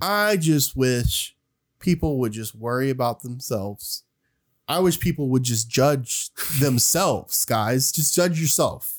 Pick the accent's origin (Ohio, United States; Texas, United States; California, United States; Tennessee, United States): Tennessee, United States; Oak Ridge; I'm from Oak Ridge, which is a smaller town than Knoxville.